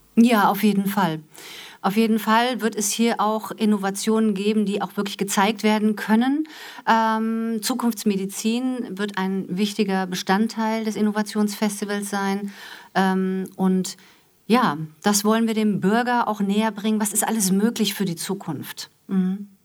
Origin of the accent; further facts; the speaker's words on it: Wiesbaden, Hesse, Germany; moved away as an adult; also born or lived in Frankfurt; now in Essen, Germany; Ich komme aus Wiesbaden, bin Wiesbadenerin, gebürtig äh, in, in, Frankfurt geboren